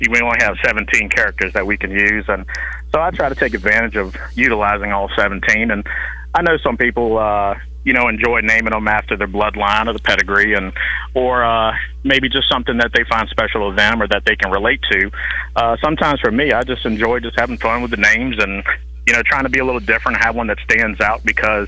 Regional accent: Virginia, United States; I was born and raised in the Virginia area.

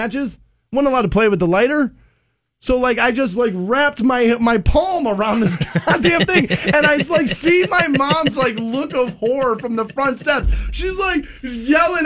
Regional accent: United States; I'm an American

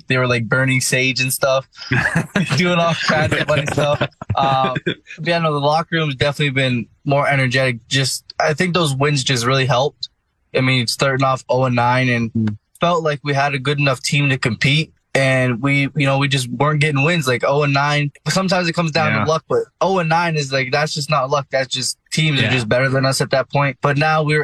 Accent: Niagara Falls, Ontario, Canada; moved away as an adult; now in Edmonton, Canada; From Niagara Falls, Ontario

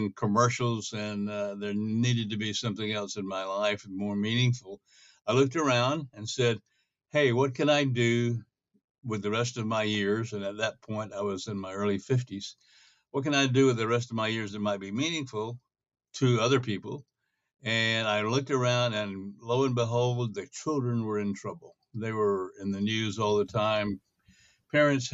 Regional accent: North Carolina, United States; moved away as an adult; also born or lived in Korea / Atlanta / New York City / Los Angeles; I was born and raised in North Carolina

